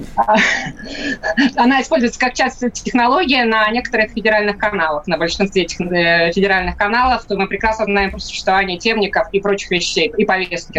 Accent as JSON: {"language": "Russian", "region": "Saint Petersburg", "country": "Russia", "tie": "born or raised there", "said": "Санкт-Петербург, мой родной город"}